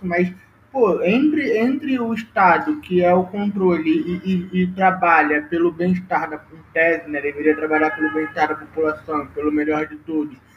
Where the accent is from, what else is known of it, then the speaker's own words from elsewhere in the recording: Brazil; nós, enquanto brasileiro hoje